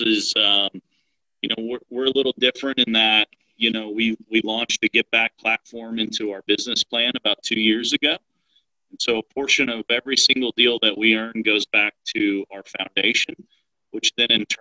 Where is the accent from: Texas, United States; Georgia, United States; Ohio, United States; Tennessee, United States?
Texas, United States; deep South; moved away as an adult; now in Dallas-Fort Worth, United States; I'm from a tiny, tiny town in deep South Texas. I grew up 5 miles from the Mexican border